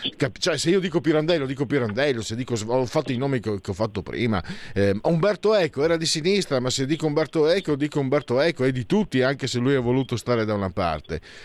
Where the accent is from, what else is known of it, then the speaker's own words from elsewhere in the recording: Friuli-Venezia Giulia, Italy; Vengo su dalle mie parti, sono di origine frulana